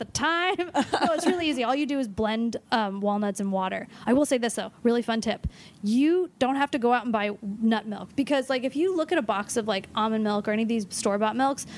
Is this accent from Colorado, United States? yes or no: no; Los Angeles, California, United States; I'm from Los Angeles.